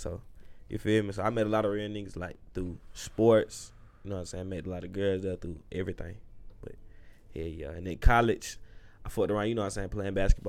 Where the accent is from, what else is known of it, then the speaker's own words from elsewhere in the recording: Atlanta, Georgia, United States; Man, I'm from Southside, Atlanta, Georgia. You know, College Park area